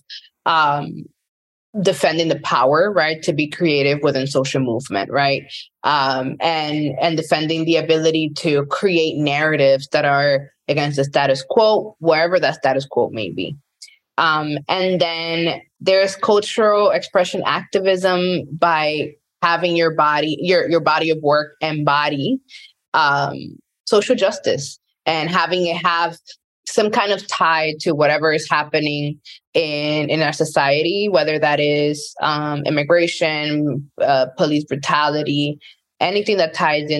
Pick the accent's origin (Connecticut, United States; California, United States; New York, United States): New York, United States; New York City; also born or lived in Dominican Republic; I grew up in the Bronx, but I was born in the DR and migrated when I was a kid